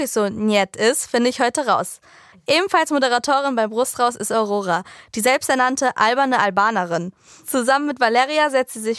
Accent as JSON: {"language": "German", "country": "Greece", "lives_now": "Germany", "said": "wie ihr vielleicht wisst, bin ich ja selber Griechin und meine Eltern sind in Griechenland aufgewachsen."}